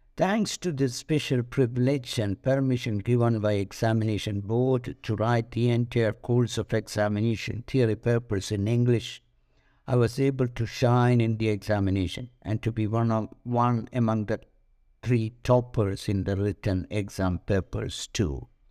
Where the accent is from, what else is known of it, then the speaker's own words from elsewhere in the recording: India; moved away as an adult; also born or lived in Paris, France; being an Indian national